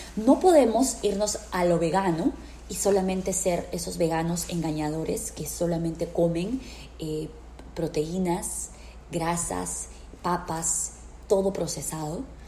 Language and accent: Spanish; Peru; now in United States; yo soy peruana